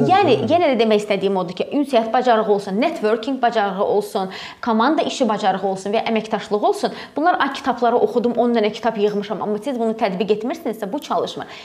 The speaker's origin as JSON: {"language": "Azerbaijani", "region": "Ganja", "country": "Azerbaijan", "moved": "yes", "lives_now": "Baku, Azerbaijan", "said": "mən Gəncədənəm, gəlib Bakıda hə. yaşayıram, amma mən Gəncəliləri unutmuram"}